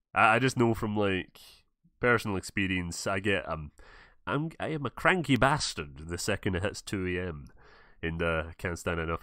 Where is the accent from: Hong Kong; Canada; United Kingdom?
United Kingdom; Scotland; I'm from Scotland